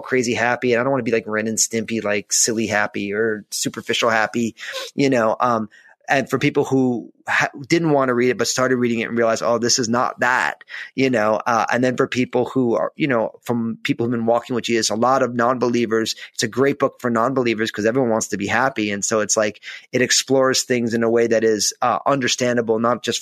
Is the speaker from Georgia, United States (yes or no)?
no; New Jersey, United States; growing up in New Jersey